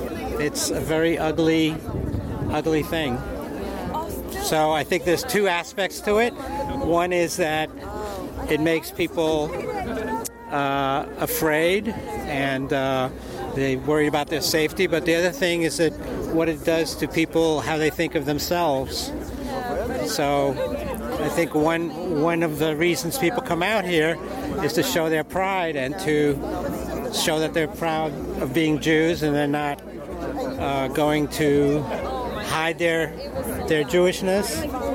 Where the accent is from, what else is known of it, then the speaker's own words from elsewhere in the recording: New York City, New York, United States; also born or lived in Poland; I grew up in Queens, and I live on the Upper West Side. But I was actually born in Poland, where until I was 9 years old